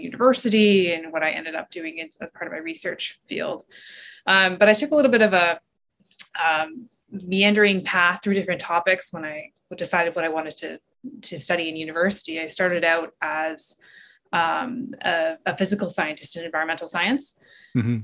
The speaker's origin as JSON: {"language": "English", "region": "southern Ontario", "country": "Canada", "tie": "born or raised there", "said": "I grew up on Lake Ontario. Um, so I've always lived in, in southern Ontario and I grew up in Williams Treaty Territory"}